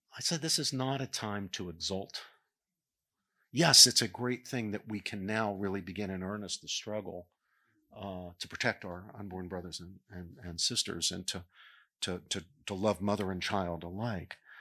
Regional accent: Morgantown, West Virginia, United States; moved away; working a pro-life table at West Virginia University, which was in the home, in, in my hometown.

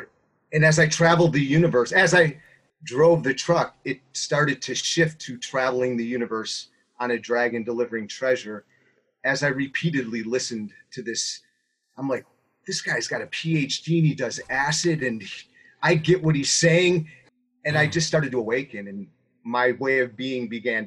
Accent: Buffalo, New York, United States; moved away as an adult; also born or lived in Dallas, Texas; I grew up here in Buffalo, New York. Was here for 25 years. I left here to move to Texas, Dallas, Texas. Lived there for 25 years.

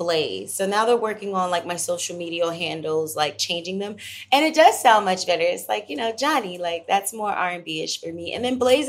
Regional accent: Moody Air Force Base, Georgia, United States; also born or lived in Los Angeles / Atlanta; I was born on Moody Air Force Base, but also Georgia, so I'm a Georgia baby

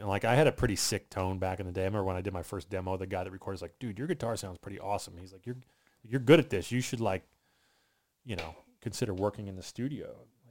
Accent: Southern Maryland, United States; now in Florida, United States; I grew up in Southern Maryland, right outside

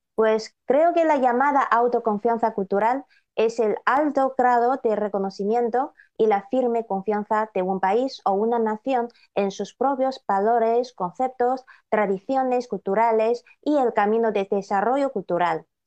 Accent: China; amamos cada vez más a nuestro país

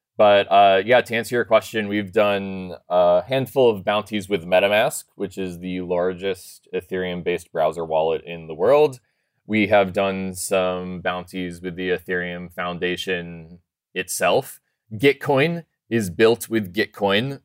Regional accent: Colorado, United States; I'm actually from Colorado, but I'm out in San Francisco 'cause we're sponsoring GitHub Universe right now

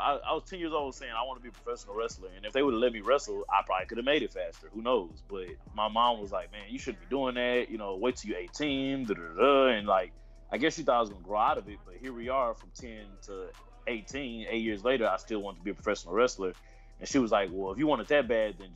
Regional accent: Houston, Texas, United States; I'm from Houston, Texas

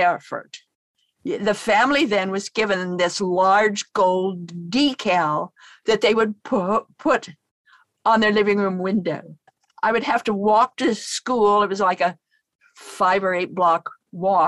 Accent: Idaho, United States; I come from Idaho

